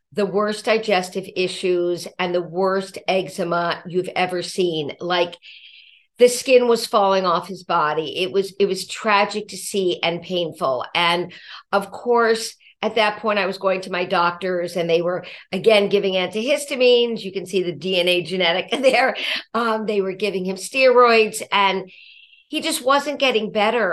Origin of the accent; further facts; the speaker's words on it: Los Angeles, California, United States; now in Brooklyn, United States; I was from Los Angeles, California, originally